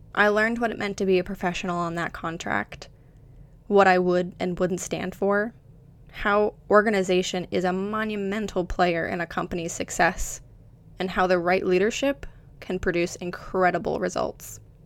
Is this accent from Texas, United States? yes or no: no; Florida, United States; moved away as an adult; also born or lived in New York City; now in England; I'm originally from Florida and now reside in England with my wonderful husband.